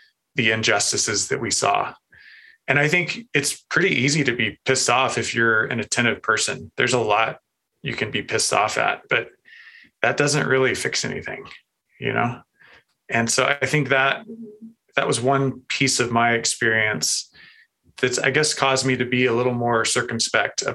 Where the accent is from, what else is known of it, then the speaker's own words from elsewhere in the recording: Montana, United States; moved away as an adult; also born or lived in North Carolina; I grew up in Montana, grew up with an experience of God in nature.